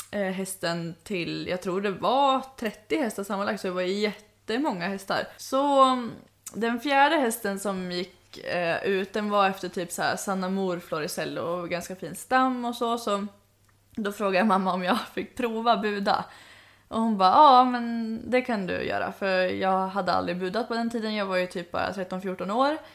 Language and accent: Swedish; Sweden; hur visste du att jag var svensk? Alltså jag ville bara ta typ strypgrepp på honom bara, hur visste du att jag var svensk?